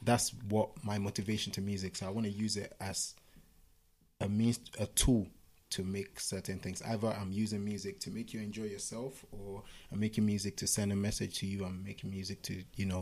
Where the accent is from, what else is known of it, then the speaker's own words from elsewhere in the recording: Nigeria; now in United Kingdom; the way I grew up in Nigeria, being a musician wasn't a cool thing